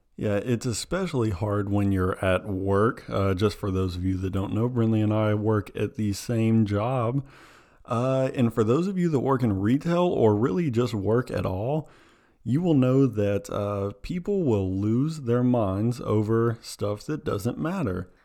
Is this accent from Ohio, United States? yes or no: no; Tennessee, United States; we're, we're from Tennessee